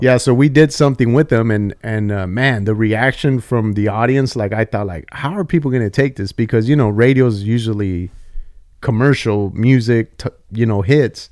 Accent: Santa Paula, California, United States; also born or lived in Oxnard / Fillmore; I grew up in the eight oh five and I grew up in Santa Paula

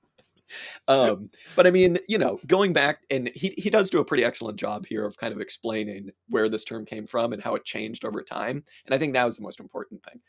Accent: United States; as an American

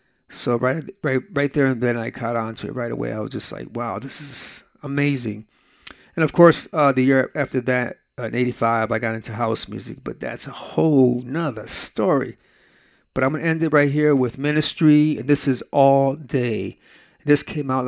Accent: Lorain, Ohio, United States; I grew up in Cleveland, South Lorraine to be exact, that's like 20 minutes away from Cleveland

